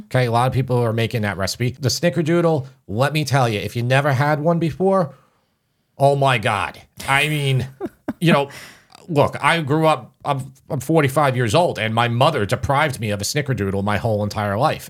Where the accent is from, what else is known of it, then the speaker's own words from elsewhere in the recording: Long Island, New York, United States; out here, it is very insular and doesn't change. So that's why I sound like everybody I went to school with.